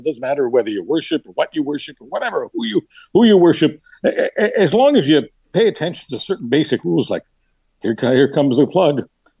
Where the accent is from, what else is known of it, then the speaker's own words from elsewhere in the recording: Canada; You know, this is sometimes of being a Canadian. Sometimes people say, how can that person call himself a Canadian?